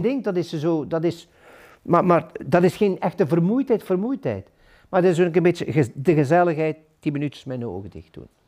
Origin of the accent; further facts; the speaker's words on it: Ghent, Flanders, Belgium; moved away as an adult; now in De Haan, Belgium; ik ben een echte Gentenaar in artenieren. Ik zal dat ook blijven.